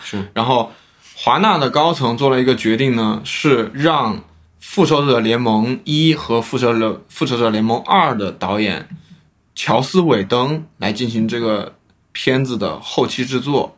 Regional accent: China; 我们大陆这边也是有响应的

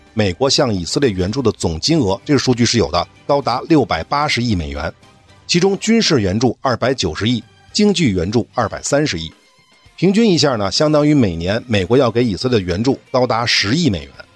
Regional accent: China; 我们中国人

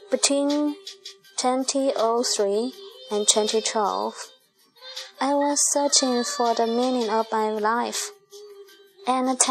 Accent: Kram, Johor, Malaysia; I grew up in Kram, Johor, Malaysia. I'm 51 this year and was married before, and I have two beautiful sons. I came from a poor family, and I was the eldest in my family.

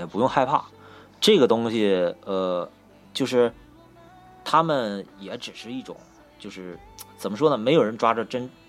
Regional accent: Northeast China, China; accent: Northeastern (Dongbei); 你看我这东北东北口音都出来了

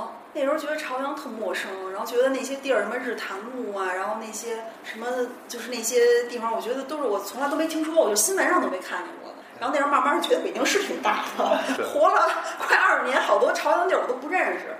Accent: Beijing, China; also born or lived in Xinjiang; 因为我是五七年，我们家是从从新疆过来的，过到北京，然后那时候就住楼房。

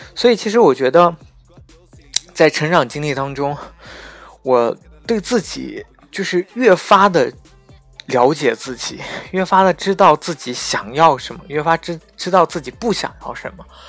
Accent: Xinjiang, China; 因为当我说出我是新疆人的时候

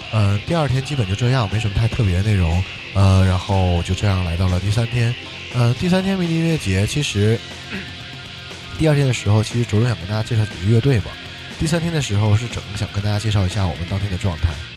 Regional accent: northern China, China; also born or lived in Jinzhou, Liaoning; 两个北方人都，都是跟锦州有很，怎么讲，很深关系的人们

